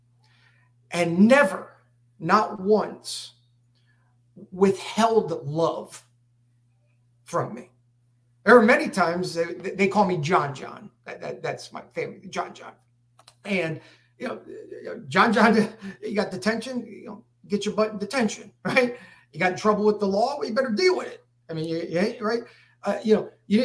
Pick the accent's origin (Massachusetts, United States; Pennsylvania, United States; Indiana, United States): Pennsylvania, United States; Harrisburg; moved away as an adult; also born or lived in Texas; I was born and raised in Harrisburg